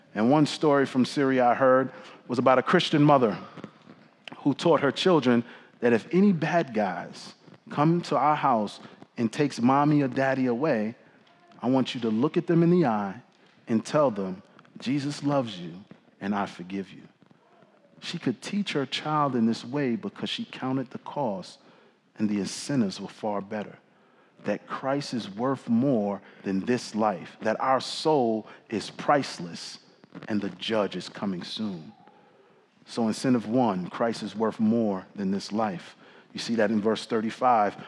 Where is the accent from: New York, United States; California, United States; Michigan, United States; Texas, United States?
New York, United States; New York City; now in Washington, D.C., United States; growing up in the Bronx in the summer of 1998